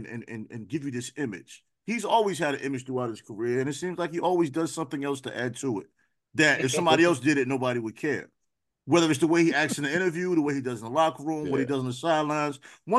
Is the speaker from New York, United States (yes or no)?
yes; New York, United States; Growing up in New York, you don't have conversations about college or universities.